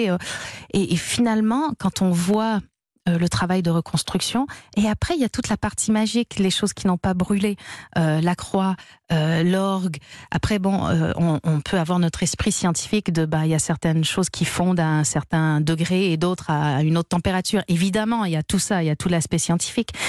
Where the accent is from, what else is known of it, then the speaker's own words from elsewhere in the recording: Canada; Alors, moi, je suis canadienne, on pourrait me dire, bah, t'as pas grandi à Paris, t'es pas une parisienne, t'as pas tout ça.